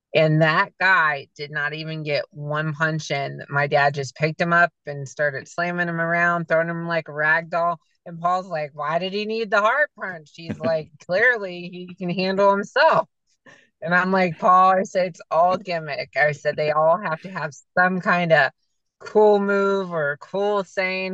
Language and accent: English; Canton, Ohio, United States; I'm from Canton.